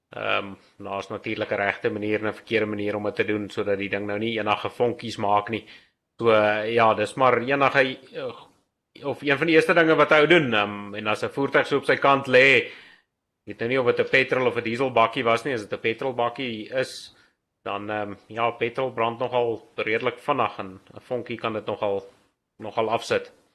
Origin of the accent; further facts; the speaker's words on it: Wild West Rand, Gauteng, South Africa; Ek kom hier van die Wille Wesrand af